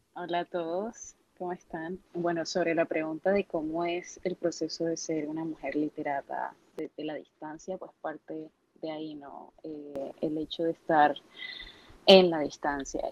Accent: Cartagena, Bolívar, Colombia; moved away; yo soy del Caribe, soy de Cartagena

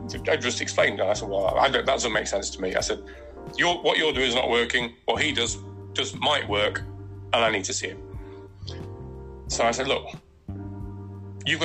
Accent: Nottingham, East Midlands, United Kingdom; now in Exmouth, United Kingdom; where I grew up in Nottingham

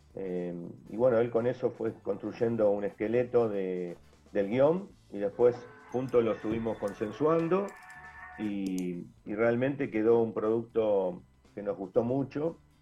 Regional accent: Rosario, Santa Fe, Argentina; nos llena de orgullo como rosarinos, como santafesinos

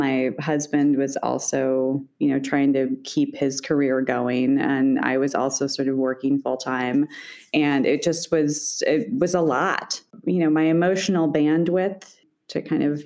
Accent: Iowa City, Iowa, United States; also born or lived in Boston; I was born in Iowa City. My parents still live in the house I grew up in.

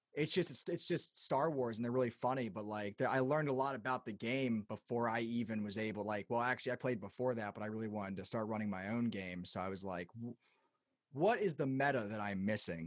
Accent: Lancaster, Pennsylvania, United States; in Lancaster, where I'm from

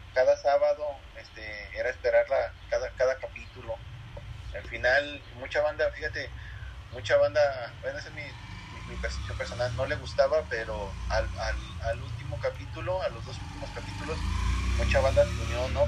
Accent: Aguascalientes, Mexico; nací yo aquí en Aguascalientes, soy hidrocálido 100%, mis abuelos, mis padres, toda mi familia

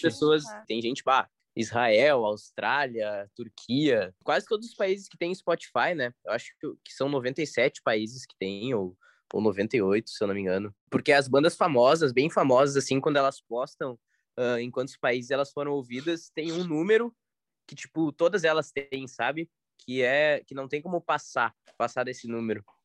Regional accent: Brazil; a gente é brasileiro

